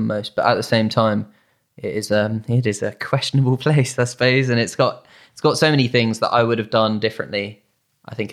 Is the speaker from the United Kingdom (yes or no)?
yes; United Kingdom; We're British.